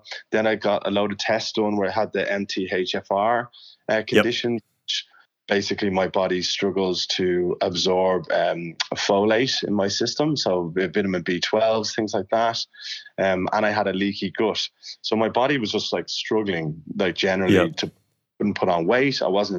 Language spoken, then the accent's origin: English; Ireland; I came from Ireland and I had certain things about my I don't know, behavior that Sue said, that's not really normal